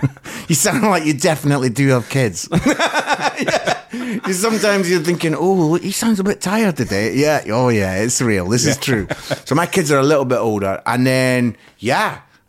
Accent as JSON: {"language": "English", "region": "Scotland", "country": "United Kingdom", "accent": "Scottish", "said": "Yes, that's my Scottish accent."}